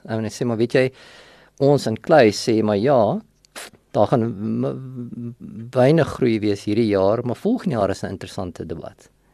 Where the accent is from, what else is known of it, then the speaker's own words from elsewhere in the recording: Vanderbijlpark, Gauteng, South Africa; also born or lived in Sasolburg, Free State / Potchefstroom; ek is in Sasselburg gebore. Ehm um, en het daar vir 'n rukkie skool gegaan en toe trek ons net oorkant die Vaalrivier na van 'n byl toe. En daar het ek my laerskool loopbaan voltooi, hoërskool loopbaan voltooi